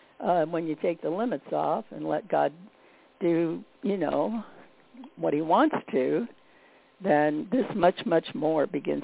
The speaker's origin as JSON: {"language": "English", "region": "Midwest", "country": "United States", "said": "because I came from the Midwest where we had seasons, you know"}